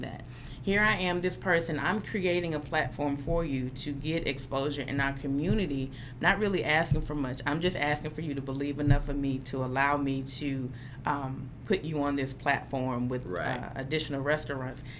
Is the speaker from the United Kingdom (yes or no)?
no; Atlanta, Georgia, United States; moved away as an adult; now in Memphis, United States; Growing up in Atlanta